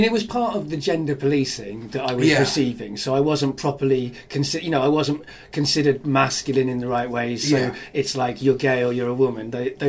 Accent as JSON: {"language": "English", "town": "Cardiff", "region": "Wales", "country": "United Kingdom", "tie": "born or raised there", "said": "my childhood growing up in Cardiff. Once I got there at 12"}